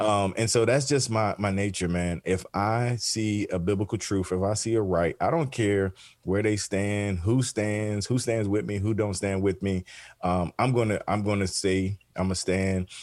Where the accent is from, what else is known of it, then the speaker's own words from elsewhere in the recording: the South, Southeast, United States; I grew up in the South, Southeast